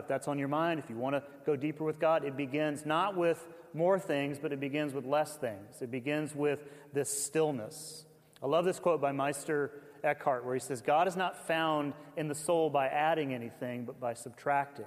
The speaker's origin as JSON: {"language": "English", "region": "the South", "country": "United States", "tie": "born or raised there", "said": "I grew up in the South"}